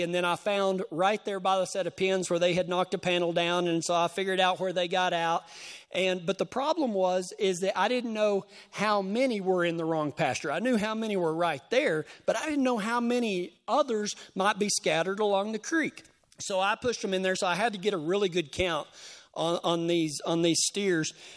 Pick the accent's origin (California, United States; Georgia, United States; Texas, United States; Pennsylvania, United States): Texas, United States; I'm from Texas.